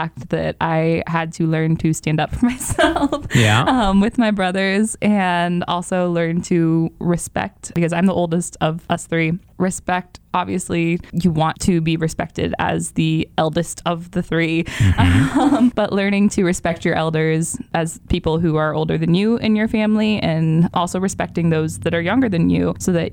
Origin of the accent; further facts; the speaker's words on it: Watauga, Illinois, United States; moved away; I'm from Watauga, Illinois, a little small town out in the middle of nowhere.